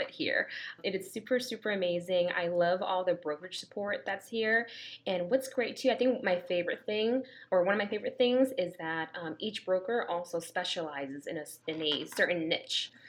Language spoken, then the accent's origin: English; Danbury, Connecticut, United States; moved away as an adult; now in Atlanta, United States; I am actually from Danbury, Connecticut, so Fairfield County. So I moved down to Georgia less than two